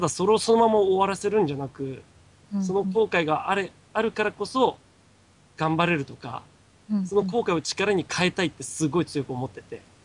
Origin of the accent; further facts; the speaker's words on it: Iwate, Japan; now in Kanto, Japan; 地元の岩手